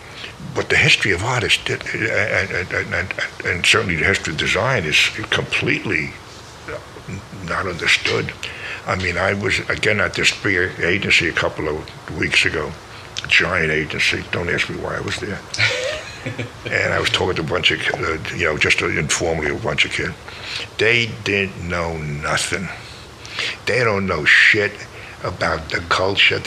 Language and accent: English; New York City, New York, United States; I'm from the Bronx